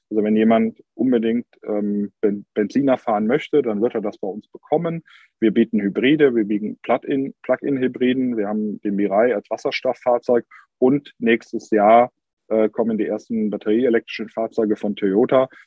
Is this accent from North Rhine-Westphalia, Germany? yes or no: yes; Cologne, North Rhine-Westphalia, Germany; Das merkt man hier als Kölner vor Ort, dass Köln manchmal schon neidisch auf Hamburg oder Berlin schielt